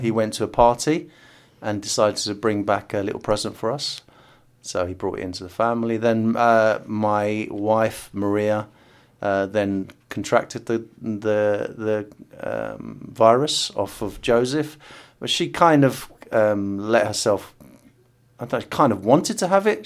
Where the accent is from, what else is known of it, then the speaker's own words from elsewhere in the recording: United Kingdom; first language English; I was born in the U K